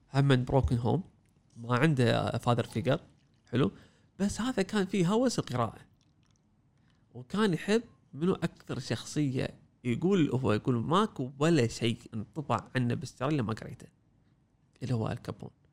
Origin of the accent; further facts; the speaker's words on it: Kuwait; إحنا عندنا بالكويت